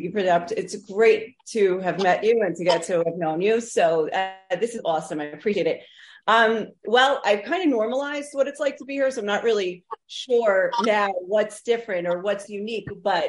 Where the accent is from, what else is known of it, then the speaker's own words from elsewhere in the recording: New York, United States; moved away as an adult; now in Jerusalem, Israel; I grew up in New York and New York has its own intensity